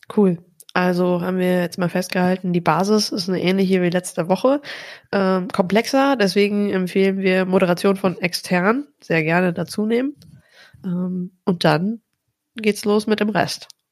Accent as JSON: {"language": "German", "region": "North Rhine-Westphalia", "country": "Germany", "tie": "born or raised there", "said": "ich komme aus Ostwestfalen, da hat man nicht so viel gelobt"}